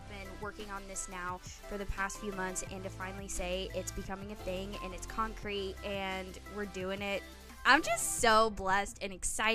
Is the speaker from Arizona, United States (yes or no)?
yes; Phoenix, Arizona, United States; moved away as an adult; now in Nashville, United States; I am from Phoenix, Arizona, and same thing, moved here last year